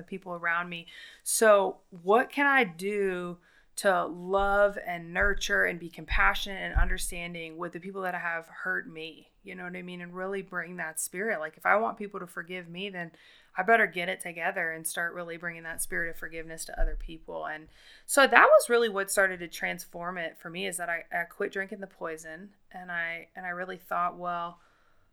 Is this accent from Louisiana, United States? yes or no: yes; the South, Louisiana, United States; we're from the South